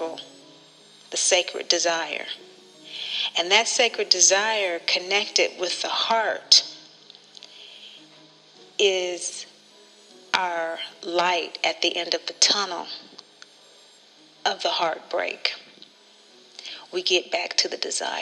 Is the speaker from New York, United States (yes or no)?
no; Kansas, United States; from Kansas, born into a very loving family